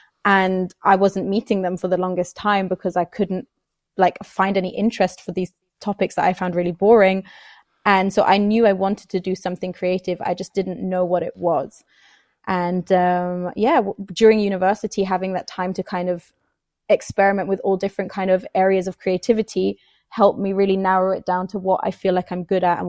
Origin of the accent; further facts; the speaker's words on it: Bern, Switzerland; moved away as an adult; now in England; I was actually born in Bern and grew up in Bern. But I always knew I wanted to go to England for an amount of my life because I've always just felt like, so it's my first language.